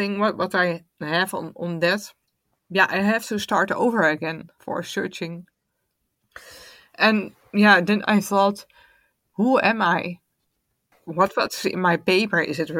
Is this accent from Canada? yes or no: no; Netherlands; also born or lived in Bangladesh; I'm adopted from Bangladesh on June 1977. I was 9 months old when I came to Holland. I'm 46 on this moment